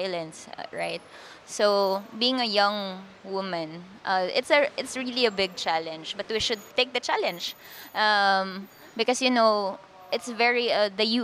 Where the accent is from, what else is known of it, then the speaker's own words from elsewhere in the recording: Quezon City, Metro Manila, Philippines; also born or lived in Cordillera region; I was born in our land, in our community. But before I turned one, we transferred to the city. So I grew up in Quezon City. I had my elementary and high school education there